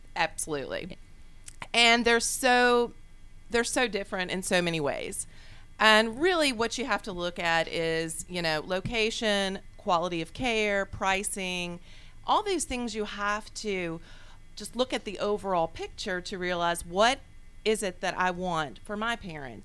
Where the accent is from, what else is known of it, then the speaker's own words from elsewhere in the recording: Charlottesville, Virginia, United States; moved away as an adult; also born or lived in Richmond, Virginia; now in Atlanta, United States; I'm originally from Virginia. And uh, Richmond, Virginia was uh, where I moved from and grew up in Charlottesville, Virginia.